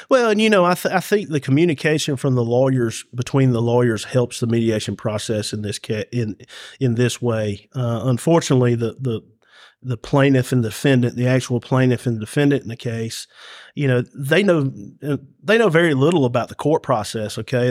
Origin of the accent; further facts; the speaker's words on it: Carrollton, Georgia, United States; I'm Ca-, from Carrollton